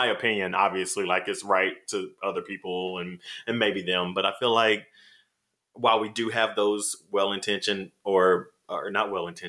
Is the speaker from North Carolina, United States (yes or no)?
yes; rural North Carolina, United States; I'm from rural, like, bumfuck mm-hmm. North Carolina.